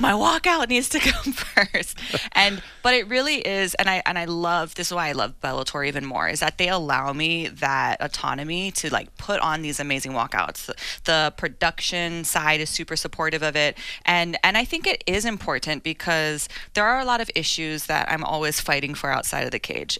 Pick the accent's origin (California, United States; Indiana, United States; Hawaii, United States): Hawaii, United States; my hometown.